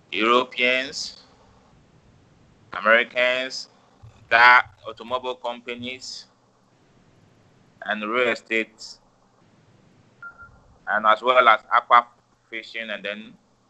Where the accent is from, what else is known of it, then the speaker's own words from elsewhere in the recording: Ghana; from Ghana, West Africa.